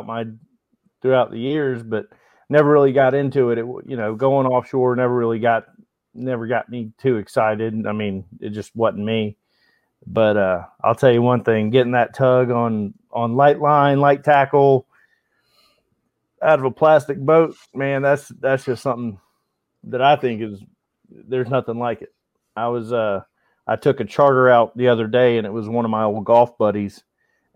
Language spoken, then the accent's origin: English; Tallahassee, Florida, United States; I'm from Tallahassee, Florida originally. Grew up here, went to college at Florida State